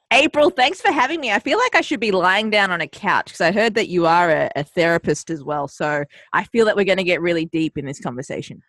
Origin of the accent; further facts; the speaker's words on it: Australia; also born or lived in Colombo, Sri Lanka; I migrated to Australia when I was two, hence the adorable accent that you're hearing on the airwaves now. Mm-hmm. Um, and I grew up in Australia for about 30 years.